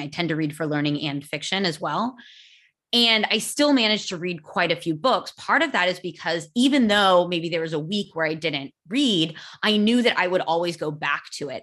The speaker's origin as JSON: {"language": "English", "country": "United States", "first_language": "English", "said": "I am American"}